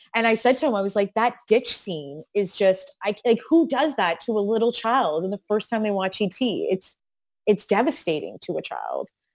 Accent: an hour outside of Toronto, Ontario, Canada; I grew up an hour outside of Toronto

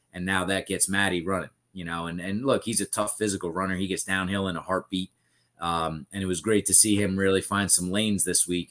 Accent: Bayville, New Jersey, United States; growing up in Bayville, I went to Central

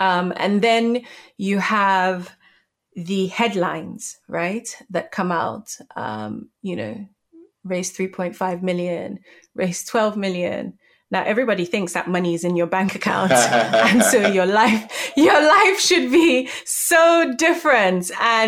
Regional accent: Nigeria; So I think, you know, being Nigerian

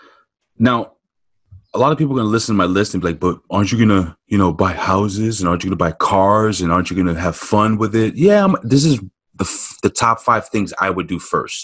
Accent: New York City, New York, United States; growing up in New York City

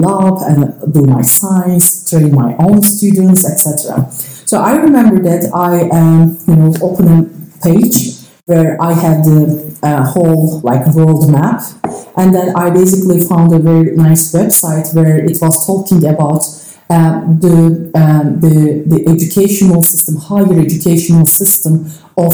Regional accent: Turkey; English is a second language; moved away as an adult; I was away from Turkey for 10 years.

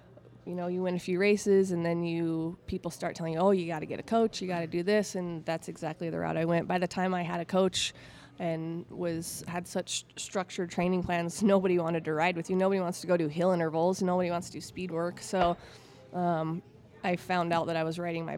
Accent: Utah, United States; growing up in Utah

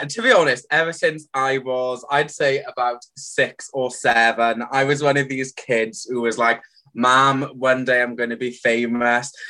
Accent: the Valleys, Wales, United Kingdom; "Oh, you're from the valleys, are you?" And I'm like, "Yeah, I actually am."

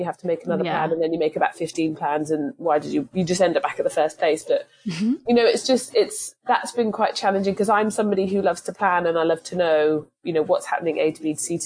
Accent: England, United Kingdom; moved away as an adult; now in United States; I'm from England

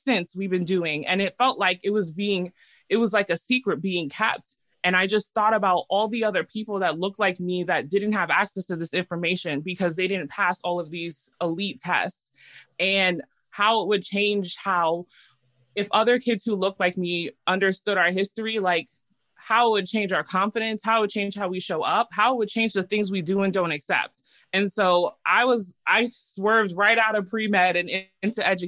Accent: New York, United States; moved away as an adult; now in Sacramento, United States; I'm actually from New York, born and raised in New York

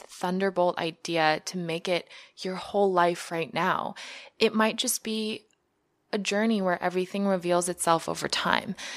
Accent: Mongolia; moved away; I grew up in Mongolia, which is a developing country

